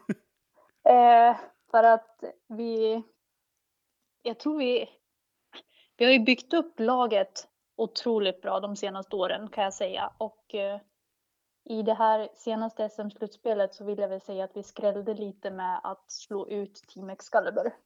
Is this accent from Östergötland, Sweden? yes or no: yes; Motala, Östergötland, Sweden; moved away; also born or lived in Västerås / Stockholm; det är hemma i Motala där jag växte upp